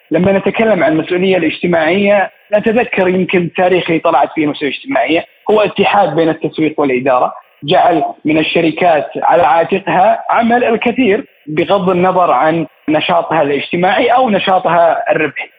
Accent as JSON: {"language": "Arabic", "country": "Saudi Arabia", "said": "من المملكة العربية السعودية"}